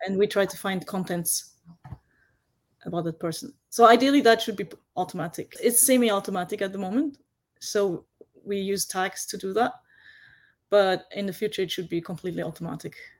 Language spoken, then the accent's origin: English; Vienna, Austria; now in Japan; I grew up in Vienna and I went to local school.